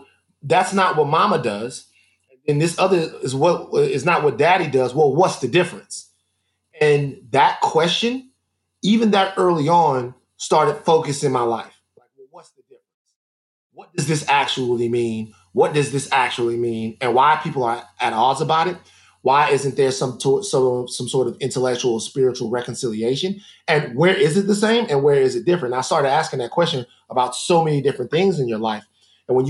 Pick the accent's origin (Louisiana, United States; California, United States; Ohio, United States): Louisiana, United States; Baton Rouge; I am from Baton Rouge, Louisiana. And being from Baton Rouge